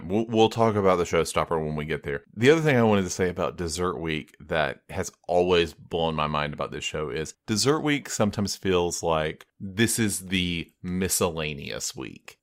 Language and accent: English; United States; I'm American